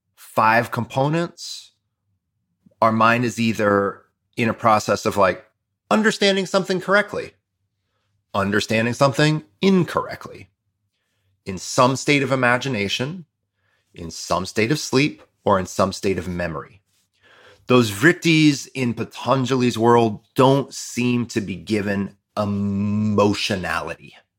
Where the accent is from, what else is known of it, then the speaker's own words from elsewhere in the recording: Toledo, Ohio, United States; My Spanish is really good from leaving, from growing up in Toledo